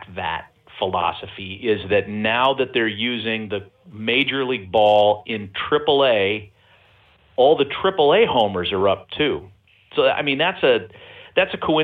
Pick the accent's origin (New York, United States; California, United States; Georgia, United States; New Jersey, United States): California, United States; East Bay; moved away; when I was a kid growing up in the East Bay